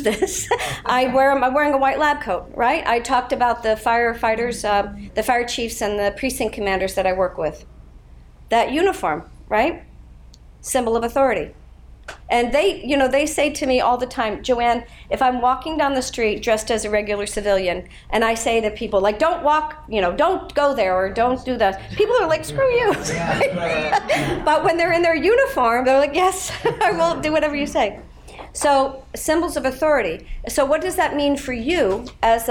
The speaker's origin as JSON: {"language": "English", "town": "Pittsburgh", "region": "Pennsylvania", "country": "United States", "tie": "born or raised there", "said": "I grew up in Pittsburgh, Pennsylvania"}